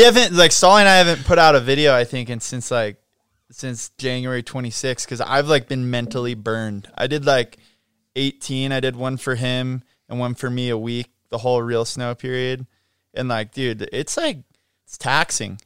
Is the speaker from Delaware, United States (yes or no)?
no; Mammoth Lakes, California, United States; growing up in Mammoth